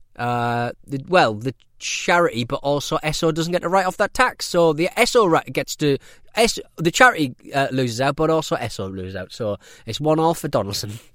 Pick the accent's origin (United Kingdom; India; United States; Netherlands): United Kingdom; I'm British